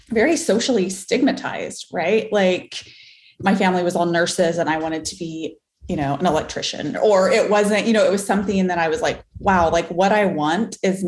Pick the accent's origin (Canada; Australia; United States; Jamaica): United States; Farmington, New Mexico; moved away as an adult; I am from Farmington, New Mexico, small town in New Mexico, northwest corner, born and raised there till I was 18, left for college